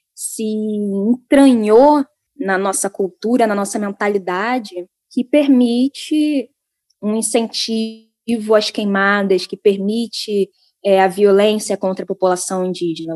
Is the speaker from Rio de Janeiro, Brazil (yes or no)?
yes; São Gonçalo, Rio de Janeiro, Brazil; São Gonçalo, de onde eu sou